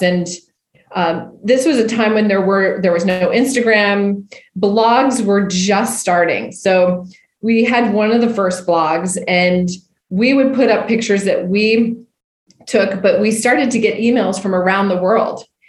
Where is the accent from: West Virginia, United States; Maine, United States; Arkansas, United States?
Maine, United States; Winterport; I'm from Maine originally. A Winterport, Maine, a town of 2,000 people, uh, and the only winter port in the US. So I grew up